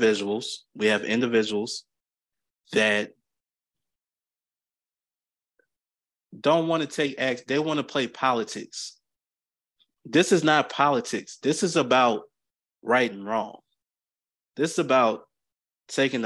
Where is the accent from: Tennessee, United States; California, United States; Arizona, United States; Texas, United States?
Tennessee, United States; Clarksville; I'm from Clarksville, Tennessee, which is 45 minutes away from Nashville.